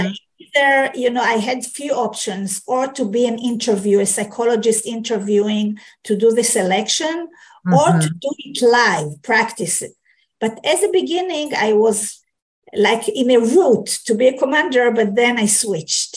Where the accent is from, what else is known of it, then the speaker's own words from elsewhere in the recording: Jerusalem, Jerusalem District, Israel; also born or lived in Haifa; I was born in Jerusalem, next to the border